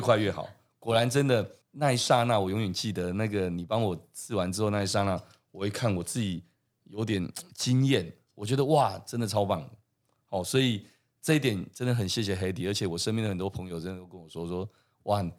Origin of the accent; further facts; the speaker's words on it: Taiwan; 我们台湾人是不是现在对这件事情是越来越接受的？